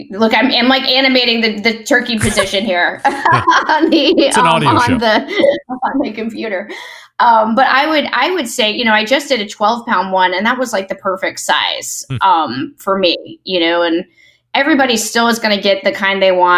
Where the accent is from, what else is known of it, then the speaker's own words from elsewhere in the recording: Mississippi, United States; I was born in Mississippi